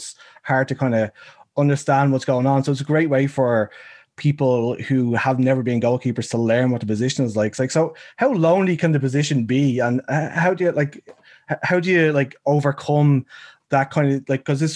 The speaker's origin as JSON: {"language": "English", "country": "Ireland", "said": "we have a UK accent when we're from Ireland"}